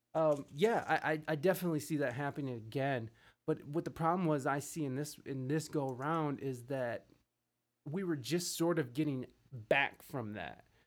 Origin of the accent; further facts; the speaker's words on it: Midwest, United States; moved away as an adult; also born or lived in San Diego; I'm from the Midwest, and I, I visited back and forth throughout the years of living out west